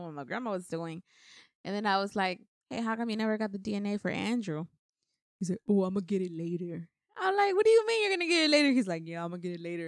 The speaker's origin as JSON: {"language": "English", "country": "Mexico", "tie": "born or raised there", "moved": "yes", "said": "I have both of my parents' last name because I was born in Mexico"}